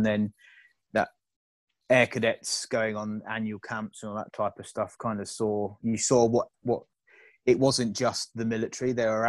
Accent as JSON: {"language": "English", "town": "Croydon", "region": "London", "country": "United Kingdom", "tie": "born or raised there", "also_born_or_lived": "Germany", "said": "moved back to the UK and to Croydon. Grew up in Croydon, obviously did all my school in there. Secondary school down the road in Purley at John Fisher."}